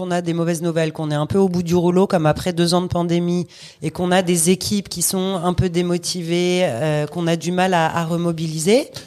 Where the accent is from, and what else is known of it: France